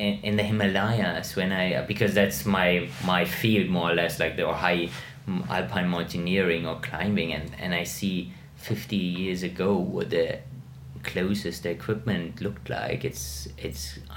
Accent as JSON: {"language": "English", "town": "Munich", "region": "Bavaria", "country": "Germany", "tie": "born or raised there", "said": "I grew up in Munich"}